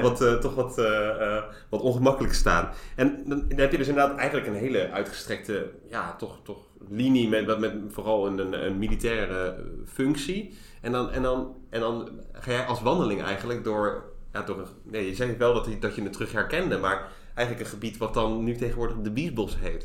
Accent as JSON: {"language": "Dutch", "town": "Zoetermeer", "region": "South Holland", "country": "Netherlands", "said": "ik kom uit de Finexwijk in eh, Zoetermeer"}